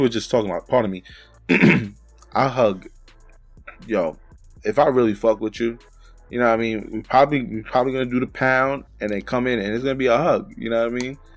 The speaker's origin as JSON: {"language": "English", "town": "New York City", "region": "New York", "country": "United States", "moved": "yes", "lives_now": "Pennsylvania, United States", "said": "we're both from the Bronx, we're from different parts of the Bronx and we didn't meet until we came up here to P"}